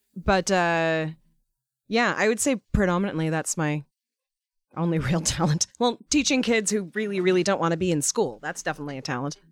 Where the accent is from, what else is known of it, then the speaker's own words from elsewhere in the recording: Seattle, Washington, United States; I was growing up in Seattle